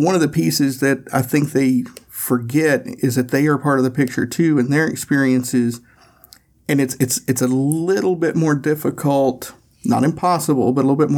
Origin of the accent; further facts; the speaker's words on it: Tennessee, United States; I'm from Tennessee